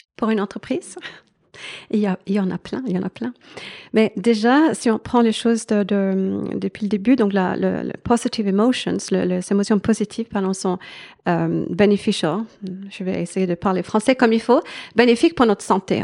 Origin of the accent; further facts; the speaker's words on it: Sweden; French is a second language; moved away as an adult; also born or lived in France / Switzerland; j'ai grandi en Suède et euh, toute mon éducation est là, de, là-bas.